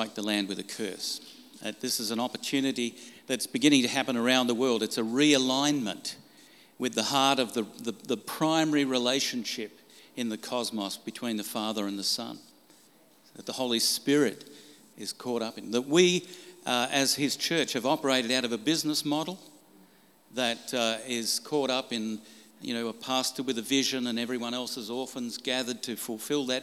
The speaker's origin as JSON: {"language": "English", "town": "Brisbane", "region": "Queensland", "country": "Australia", "said": "I'm from Brisbane, Australia"}